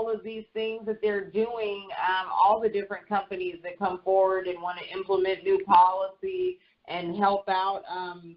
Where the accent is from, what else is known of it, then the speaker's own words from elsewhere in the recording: the Bay Area, California, United States; now in Atlanta, United States; I am originally from California, the Bay Area